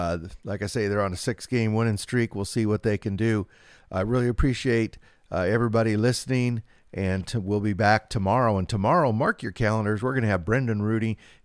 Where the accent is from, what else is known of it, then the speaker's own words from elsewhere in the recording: West Coast, United States; I'm from the West Coast.